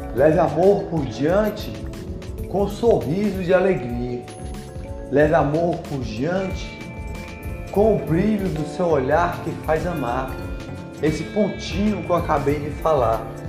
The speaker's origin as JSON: {"language": "Portuguese", "region": "Ceará", "country": "Brazil", "said": "Sou do Ceará"}